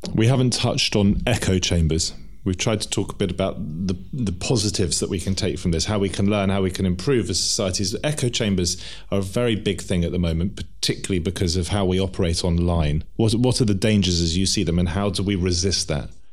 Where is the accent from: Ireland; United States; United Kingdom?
United Kingdom; England; as English people